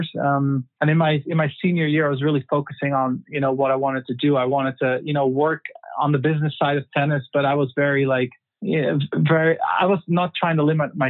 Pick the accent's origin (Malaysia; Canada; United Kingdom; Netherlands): Netherlands; also born or lived in Germany; born and raised in the Netherlands, grew up there. I lived in Germany for 4 years when I was 7 years old because of my dad's job.